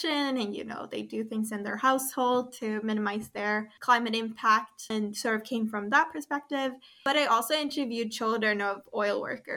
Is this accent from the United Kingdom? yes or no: no; Sweden; now in Kingston, Canada; I'm originally from Sweden